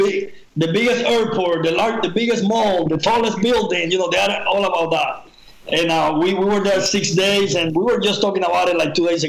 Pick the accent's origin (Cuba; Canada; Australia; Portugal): Cuba; moved away as an adult; also born or lived in Spain; I grew up in Cuba, you know, the first 18 years of my life, I was in Cuba